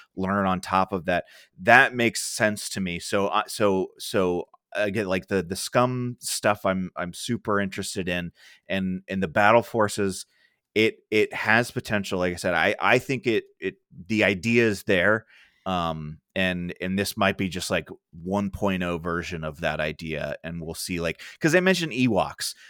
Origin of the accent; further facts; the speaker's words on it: Ohio, United States; I have a friend over in California that, um, uh, I grew up with in Ohio